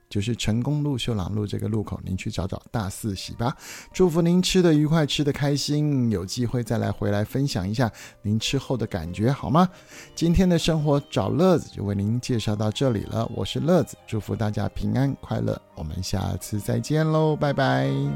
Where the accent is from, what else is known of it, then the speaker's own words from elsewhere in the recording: Taiwan; 我们台湾人